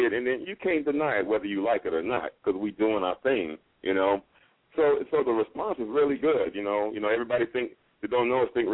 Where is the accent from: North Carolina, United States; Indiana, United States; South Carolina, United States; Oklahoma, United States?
Indiana, United States; Gary; I grew up in Gary, Indiana